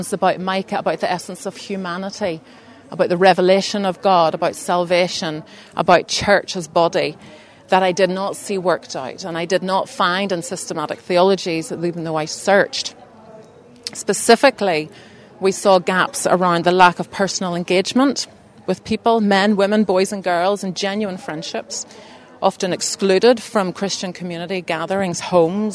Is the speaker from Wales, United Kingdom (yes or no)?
no; Belfast, Northern Ireland, United Kingdom; moved away as an adult; also born or lived in Bangladesh; I grew up in East Belfast, still live in East Belfast, but had a bit of a dip out